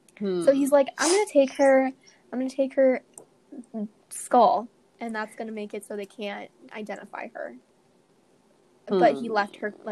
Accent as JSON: {"language": "English", "town": "Aberdeen", "region": "South Dakota", "country": "United States", "tie": "born or raised there", "said": "I was born in Aberdeen."}